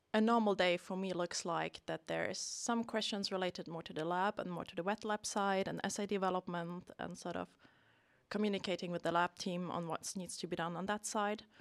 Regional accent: Germany; moved away as an adult; now in Sweden; I'm originally from Germany. Came to Sweden about ten years ago for my studies

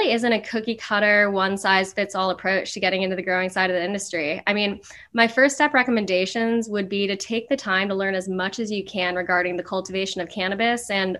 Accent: Sarasota, Florida, United States; Sarasota. It's on the Gulf Coast.

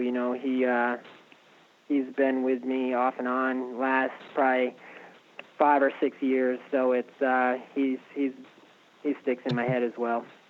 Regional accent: Connecticut, United States; moved away as an adult; now in Florida, United States; I was born in Connecticut and uh, moved to Florida roughly probably four years ago now.

